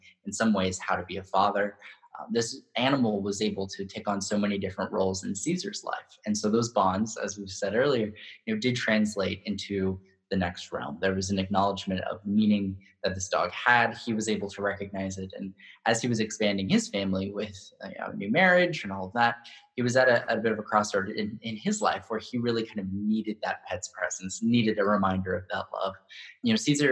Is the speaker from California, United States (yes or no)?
yes; Hanford, California, United States; I grew up in Central California in a really small town called Hanford